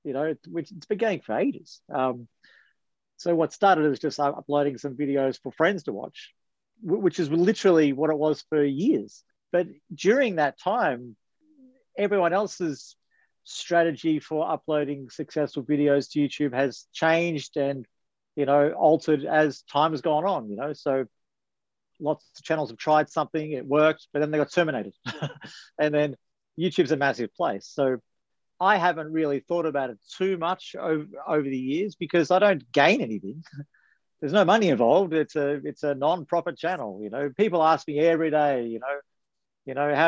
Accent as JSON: {"language": "English", "town": "Melbourne", "region": "Victoria", "country": "Australia", "said": "I'm from Melbourne, Victoria"}